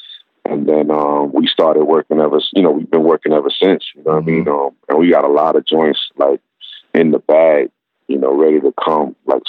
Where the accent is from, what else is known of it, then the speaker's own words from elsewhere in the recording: New York City, New York, United States; Growing up in Brooklyn, it's just like everything was crew based, and everything was like, you had your MC, you had your crew, you had your DJ.